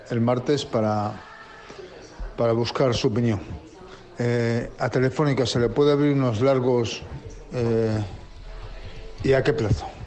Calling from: Madrid, Community of Madrid, Spain; Hola, buenas tardes. … de Madrid.

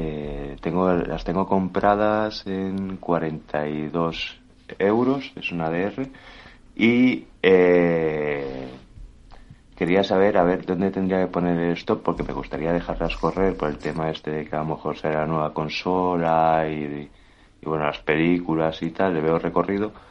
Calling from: Barcelona, Catalonia, Spain; Muy buenos días, eh … de Barcelona.

